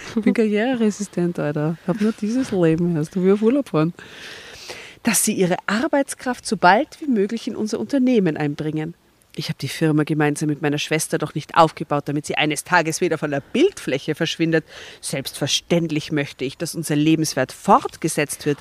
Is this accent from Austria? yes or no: yes; Austria; bei uns in Österreich